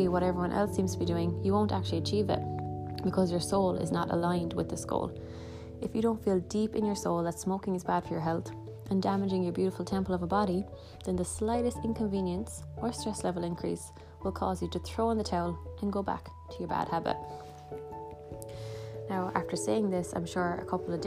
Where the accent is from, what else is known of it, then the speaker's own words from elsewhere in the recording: Ireland; I am from Ireland